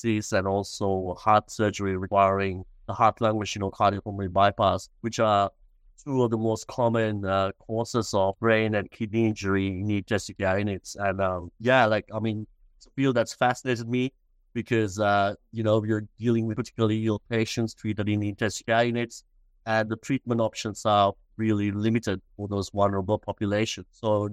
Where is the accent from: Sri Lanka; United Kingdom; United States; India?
Sri Lanka; moved away as an adult; also born or lived in Australia; now in Melbourne, Australia; I was originally from Sri Lanka, born and raised, and I came to Australia to do my university studies